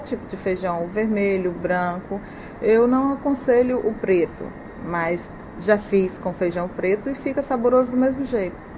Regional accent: Ceará, Brazil; moved away as an adult; also born or lived in Fortaleza, Brazil; now in China; Eu nasci no interior do Ceará, na Sim. Serra, e eu morei lá 14 anos. Me mudei para Fortaleza com uns 15 anos, e daí eu cresci lá

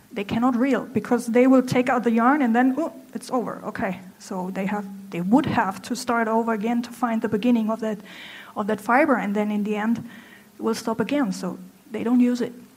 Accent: Germany; English is a second language; moved away as an adult; now in Hangzhou, China; I'm from Germany.

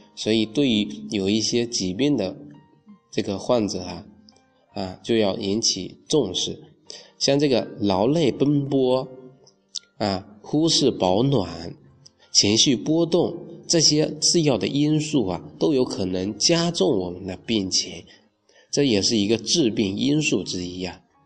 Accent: China; 我们中国人呢，自古就形成了在清明啊去踏青、去赏花、去祭祖、去扫墓、扫墓、去植树的这

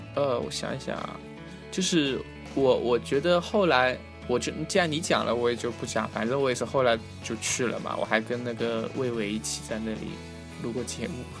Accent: China; moved away as an adult; now in London, United Kingdom; 我们中国人

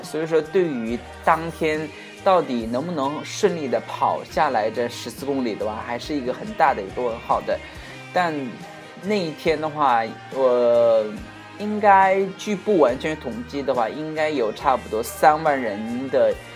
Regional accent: China; 我们中国人

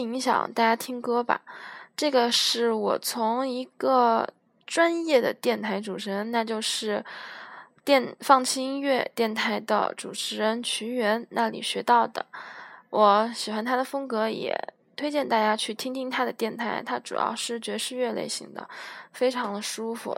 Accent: Guiyang, Guizhou, China; 我是来自西南的一个省份，贵州的省会城市贵阳的

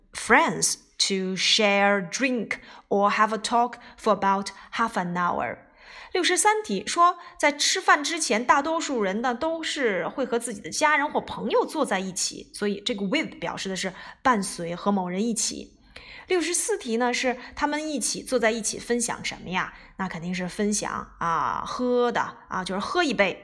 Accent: China; 我们中国人当然是名字在前面啦

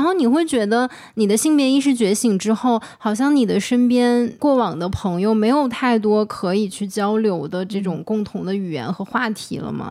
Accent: Northeast China, China; 我们都是东北人嘛

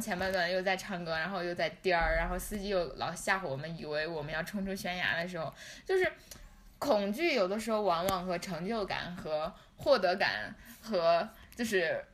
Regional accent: Lhasa, Tibet, China; 我们拉萨人是有钱人

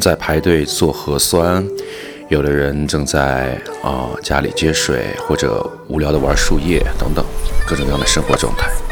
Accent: Wuhan, Hubei, China; now in Xi'an, China; 我是武汉人

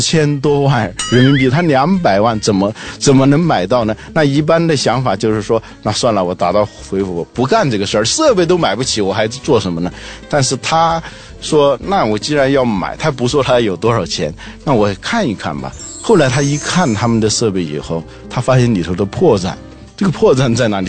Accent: China; 我们中国人自己不会生产

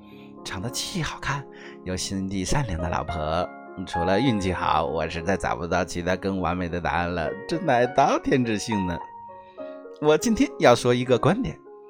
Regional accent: Hunan, China; also born or lived in Rizhao, Shandong; 我是湖南人

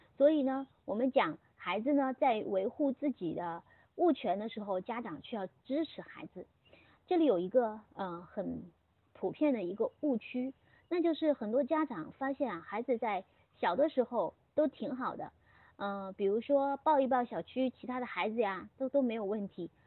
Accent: China; 在我们中国现有的社会

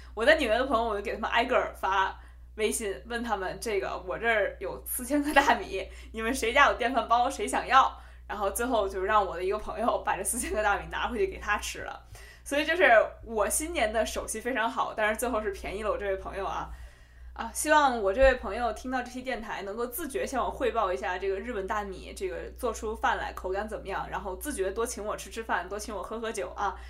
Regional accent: Beijing, China; accent: Beijing dialect (京片子); also born or lived in Hubei; 我虽然是在北京长大的，大家听我一口金片子啊，但是我，我们家其实是湖北人

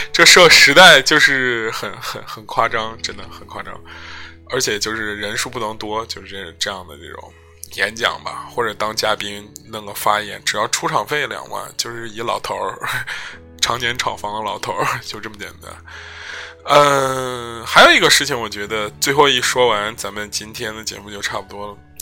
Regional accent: China; 我们中国人

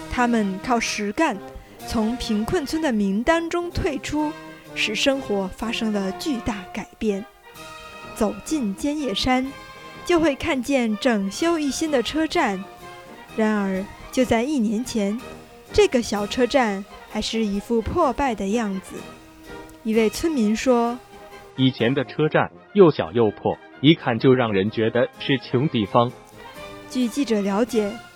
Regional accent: Beijing, China; 从小就生活在北京，这座真正意义上的历史文化名城，一个国家的政治经济文化中心的我

